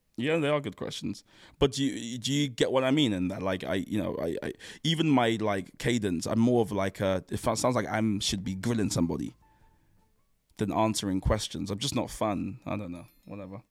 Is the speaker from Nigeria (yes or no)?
yes; Nigeria; as a Nigerian man